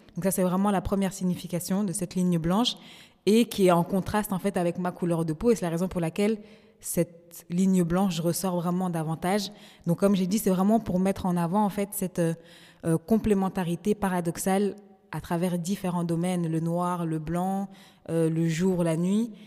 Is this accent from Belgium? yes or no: yes; Brussels, Brussels-Capital Region, Belgium; je suis belge et que mais à côté de ça aussi d'origine congolaise